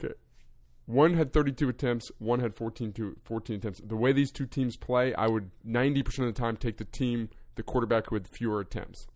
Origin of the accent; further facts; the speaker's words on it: New Jersey, United States; my home state